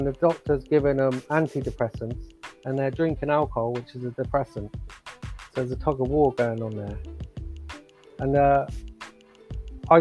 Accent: Oxford, South East England, United Kingdom; moved away as an adult; now in Ireland; I'm living in Ireland at the moment. I'm from Oxford

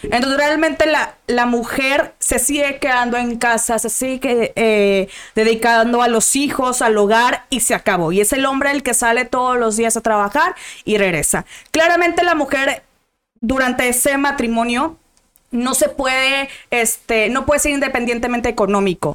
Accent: Monterrey, Nuevo León, Mexico; yo soy de Monterrey

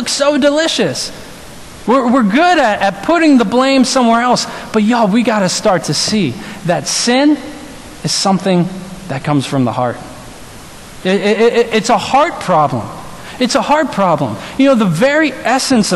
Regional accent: New Orleans, Louisiana, United States; moved away; I'm from New Orleans

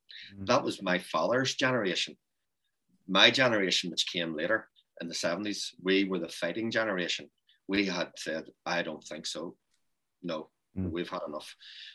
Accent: Northern Ireland, United Kingdom

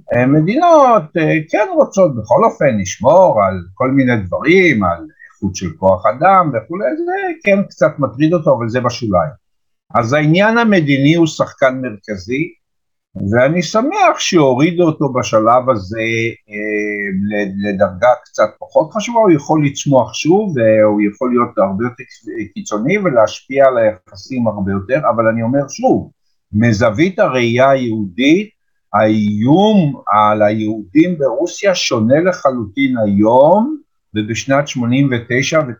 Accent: Petah Tikva, Central District, Israel; also born or lived in Jerusalem; אני גדלתי בפועל פתח תקווה, אבל משום שאחר כך עברתי לירושלים

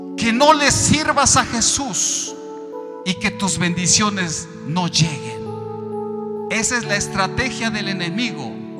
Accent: Mexico; yo soy de México.

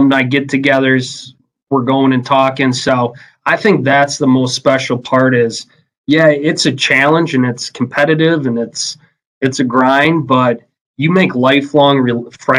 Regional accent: Merrill, Wisconsin, United States; I grew up in Merrill, Wisconsin, you know, home of the Blue Jays

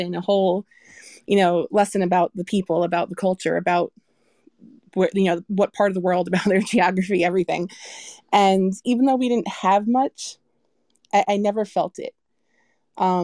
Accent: New York, United States; I grew up in Brooklyn, New York

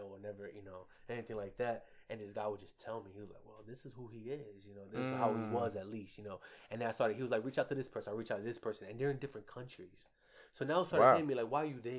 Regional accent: New York, United States; We're from New York, so my father, like, survived that whole crack epidemic

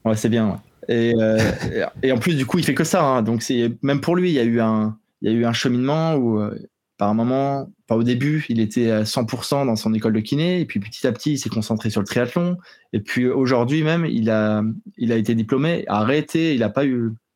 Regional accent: eastern France, France; je suis originaire de, de l'est de la France

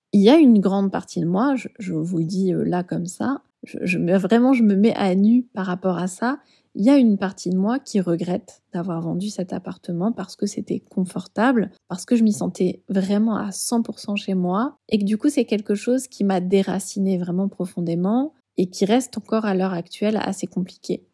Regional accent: Bordeaux, Nouvelle-Aquitaine, France; moved away as an adult; also born or lived in Paris / Île de Ré; je suis bordelaise, mais ça fait 11 ans que je vivais à Paris.

